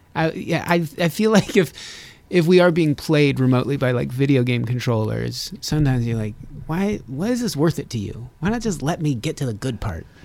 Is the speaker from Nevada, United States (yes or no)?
yes; Reno, Nevada, United States; I'm from Reno, Nevada